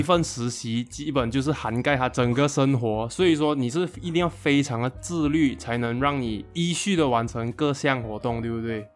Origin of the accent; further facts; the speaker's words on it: Johor, Malaysia; 我们都是来自柔佛欧洲的